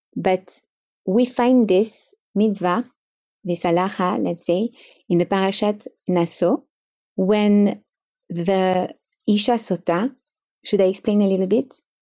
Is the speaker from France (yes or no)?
yes; Paris, Île-de-France, France; moved away as an adult; now in Miami, United States; I grew up in Paris in a Sefaradi family